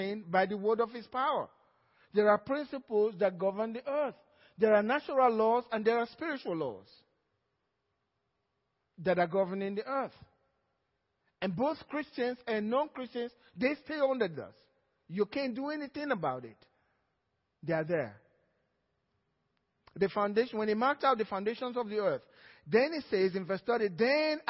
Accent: Nigeria; now in Cypress, United States

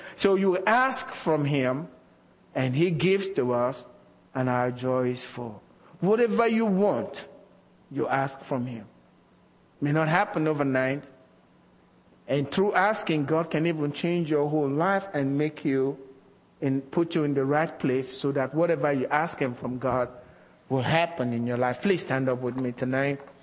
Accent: Nigeria; moved away; as a young Christian growing up in Nigeria

